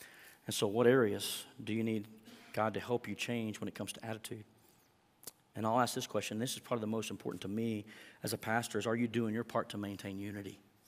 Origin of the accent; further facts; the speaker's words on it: Oklahoma, United States; I was raised in Southwest Oklahoma, and you know, everyone, we're kids.